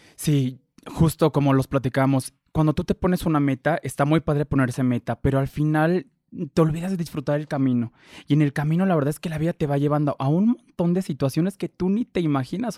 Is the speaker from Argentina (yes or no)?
no; Mexico; como mexicanos, de que individualmente no queremos compartir